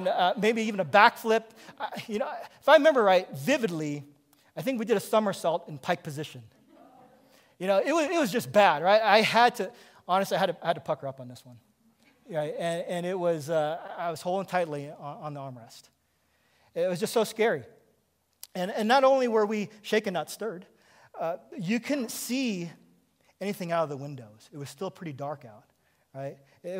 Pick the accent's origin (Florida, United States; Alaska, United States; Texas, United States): Alaska, United States; Kodiak; moved away; I grew up on Kodiak Island in Alaska